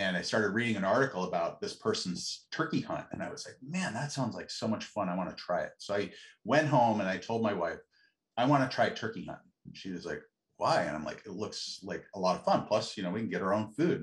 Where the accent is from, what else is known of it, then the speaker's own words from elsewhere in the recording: Bend, Oregon, United States; I grew up in Central Oregon, Bend, which is a totally different town now than it used to be then